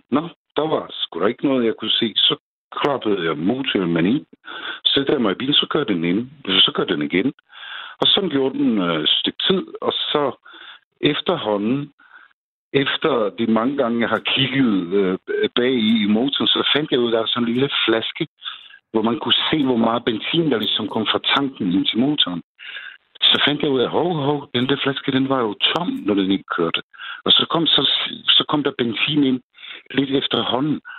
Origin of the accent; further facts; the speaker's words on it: Czechia; now in Denmark; fordi jeg kommer selv fra Tjekkiet